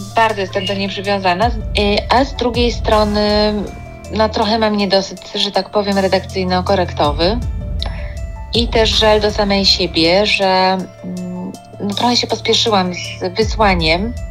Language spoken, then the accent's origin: Polish; Kraków, Lesser Poland, Poland; wychowałam się, dorastałam od pierwszych dni życia y, na Placu Mariackim w Krakowie